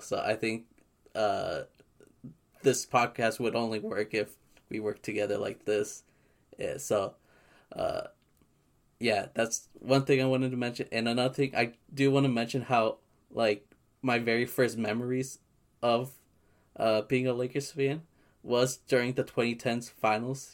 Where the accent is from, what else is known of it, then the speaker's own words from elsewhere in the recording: Southern California, United States; we're both from SoCal.